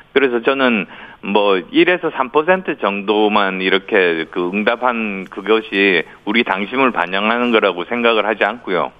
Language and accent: Korean; Busan, South Korea; moved away; also born or lived in Yeongju, North Gyeongsang; 그리고 부산이 고향이어서 영남에 기반을 둔 수도권 삼선 의원입니다.